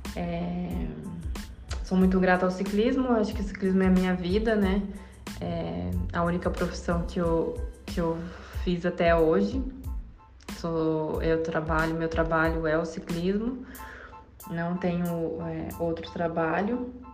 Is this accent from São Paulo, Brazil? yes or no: yes; Indaiatuba, São Paulo, Brazil; sou de Indaiatuba, interior de São Paulo